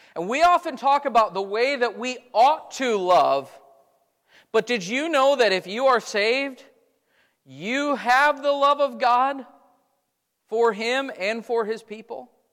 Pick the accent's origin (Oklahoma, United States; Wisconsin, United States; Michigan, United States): Wisconsin, United States; moved away; I grew up in Wisconsin.